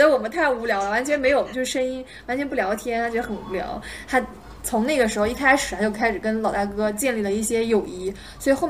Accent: China; 然后我我感觉作为一个中国人，我已经被他讲昏了

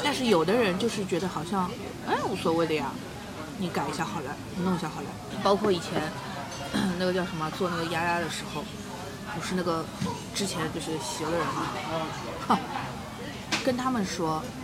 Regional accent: Shanghai, China; 我们上海人

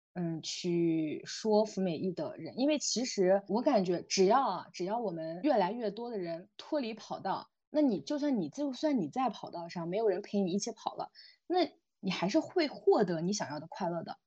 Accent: Xinjiang, China; moved away; 我来自新疆嘛，我也是一个比较偏远的

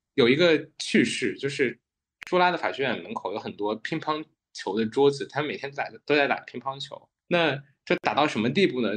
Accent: China; moved away; also born or lived in United Kingdom / Thailand; 作为中国人

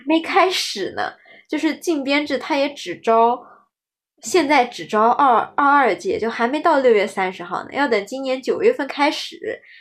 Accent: Shanghai, China; 我们是上海的

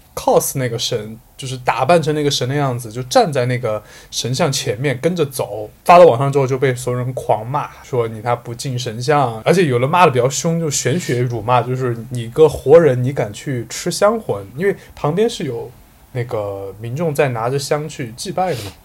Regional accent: Sichuan, China; moved away; 我作为一个四川人是的，今年第一次打麻将

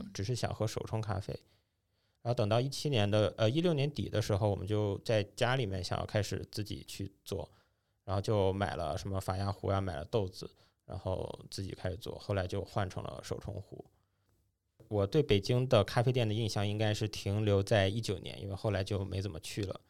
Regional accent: Dalian, Liaoning, China; moved away; 因为我老家是大连的嘛

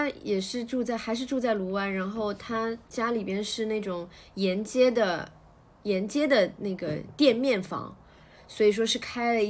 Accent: Shanghai, China; also born or lived in Luwan District, Shanghai / Zhabei District, Shanghai; 我其实虽然现在住在这里对吧，但我之前都是住在其他的区的，因为我从小生活是在虹口区啊

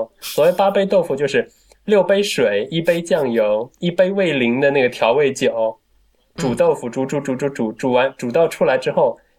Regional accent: Wuxi, Jiangsu, China; 我们无锡至少在我们家乡那一带

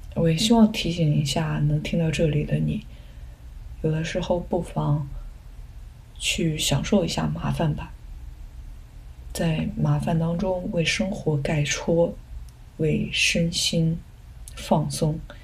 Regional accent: a village in southern China, China; 我小时候是在南方的一个农村

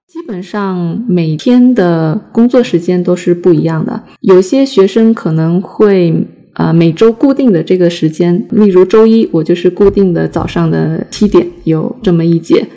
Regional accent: China; first language Chinese; 我们中国人，我们就属于母语

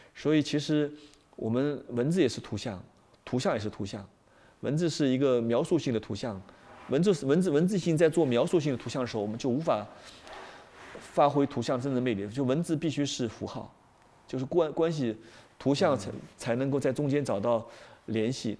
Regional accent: China; 我们是中国人

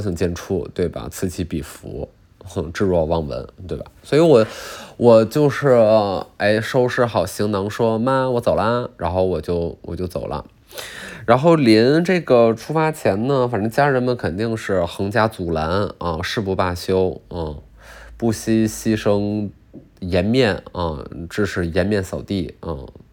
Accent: Jilin, China; moved away as an adult; 我虽然来自吉林，我很以自己的家乡为骄傲

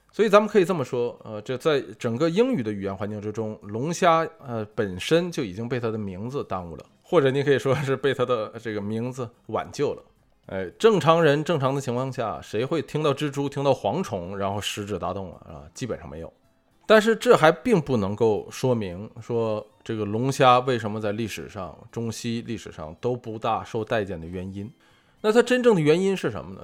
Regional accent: China; 身为中国人

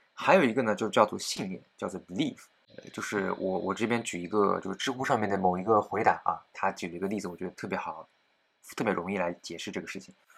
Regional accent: China; 我们中国人自己

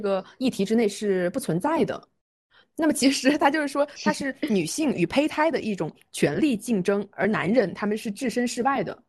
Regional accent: China; 我感觉我们中国人的观念

